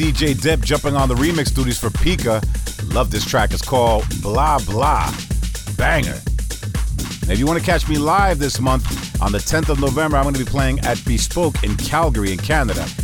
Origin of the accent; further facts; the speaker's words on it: New York City, New York, United States; my hometown of New York City